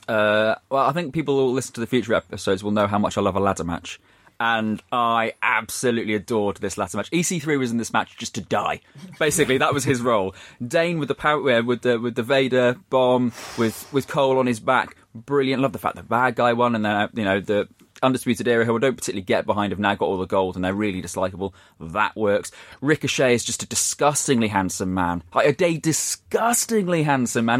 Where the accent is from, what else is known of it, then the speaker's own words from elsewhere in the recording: Shrewsbury, West Midlands, United Kingdom; my hometown team, Shrewsbury